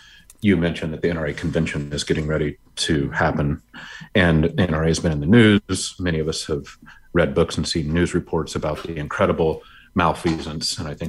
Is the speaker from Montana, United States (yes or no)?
yes; Montana, United States; We've seen it in Michigan and Kentucky and Virginia, my home state of Montana.